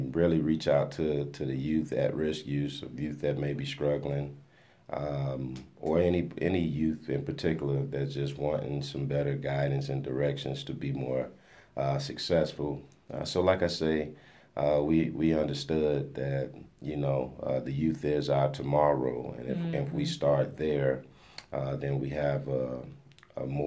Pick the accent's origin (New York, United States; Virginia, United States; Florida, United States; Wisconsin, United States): Florida, United States; Miami; moved away as an adult; now in Topeka, United States; Born and raised in Miami, Florida. Came to Topeka, Kansas by way of a football scholarship to Washburn University.